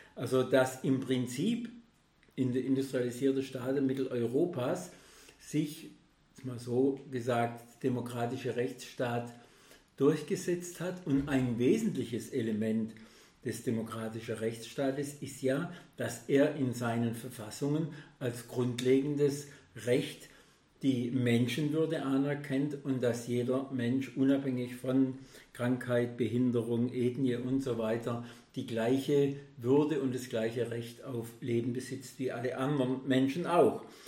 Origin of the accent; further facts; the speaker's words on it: Germany; bei uns in Deutschland